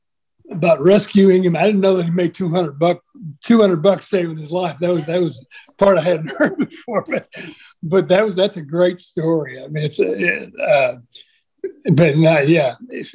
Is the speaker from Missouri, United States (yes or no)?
yes; St. Louis, Missouri, United States; moved away; I'm from St. Louis originally. Got to play with Chuck Berry when I was 16 years old